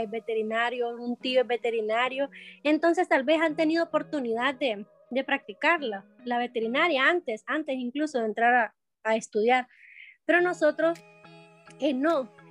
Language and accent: Spanish; Honduras; mi hermana y yo este, somos hondureñas